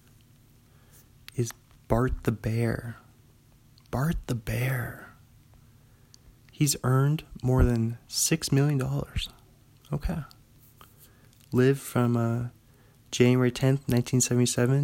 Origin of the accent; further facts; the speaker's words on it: Bothell, Washington, United States; my hometown Bothell